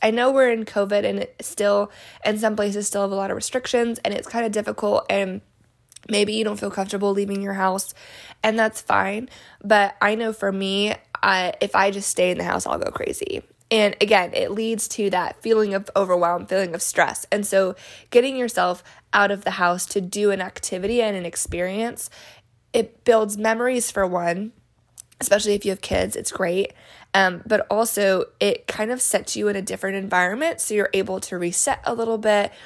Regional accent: New Mexico, United States; when I was little growing up in New Mexico.

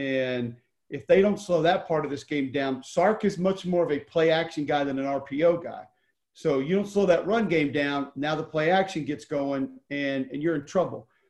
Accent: Homewood, Alabama, United States; I was from Homewood

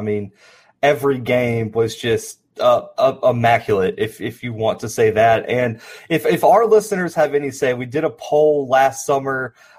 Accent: Alabama, United States; I'm from Alabama myself, as you can see the Auburn jerseys in the back.

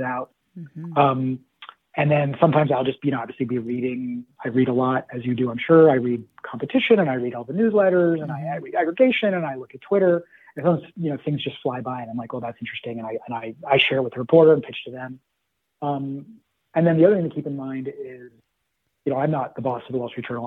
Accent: Los Angeles, California, United States; moved away as an adult; also born or lived in Berkeley, California; now in Washington, D.C., United States; I'm originally from Los Angeles and grew and raised there

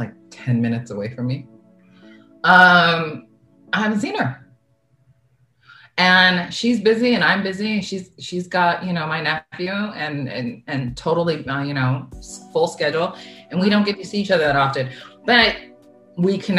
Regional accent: San Diego, California, United States; moved away; One of my really, really, really close friends that I grew up with in San Diego

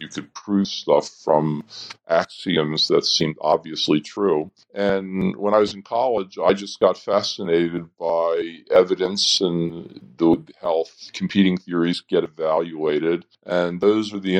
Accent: Baltimore, Maryland, United States; moved away as an adult; also born or lived in Philadelphia, Pennsylvania; now in Madison, United States; I grew up in Baltimore, Maryland

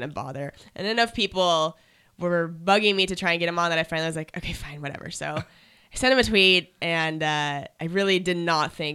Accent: Spokane, Washington, United States; moved away as an adult; also born or lived in Seattle, Washington; now in Los Angeles, United States; I'm from Washington State, Eastern Washington

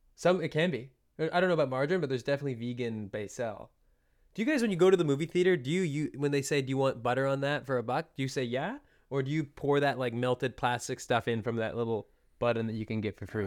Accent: British Columbia, Canada; I'm from British Columbia

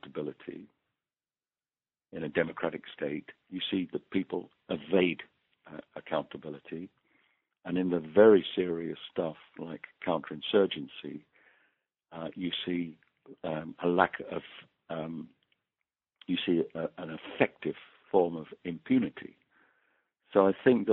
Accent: United Kingdom; moved away as an adult; now in Netherlands; I'm obviously British, but I've been living in the Netherlands since 1975

